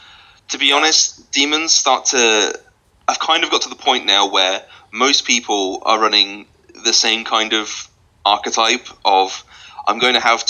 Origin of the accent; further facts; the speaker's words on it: Scotland, United Kingdom; I am actually Scottish